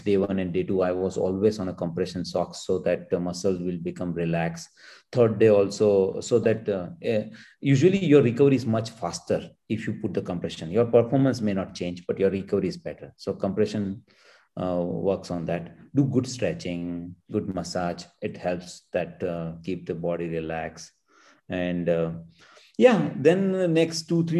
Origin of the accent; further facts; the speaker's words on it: Gujarat, India; now in Bangalore, India; my hometown villages